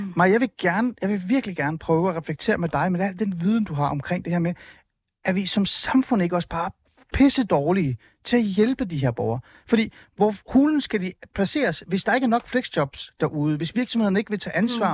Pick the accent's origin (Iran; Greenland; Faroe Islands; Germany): Iran; jeg er iraner.